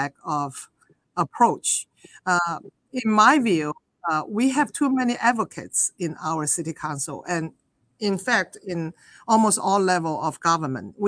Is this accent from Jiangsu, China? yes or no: no; Guangzhou, Guangdong, China; moved away as an adult; also born or lived in Illinois, United States; now in New York City, United States; I was born in China and I grew up in southern China, the city Guangzhou or Canton